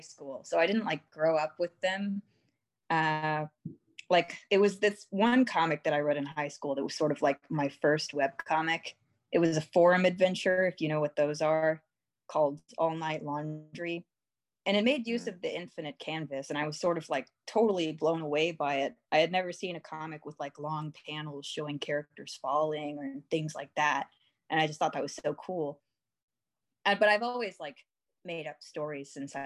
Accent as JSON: {"language": "English", "region": "Texas", "country": "United States", "said": "I'm from Texas"}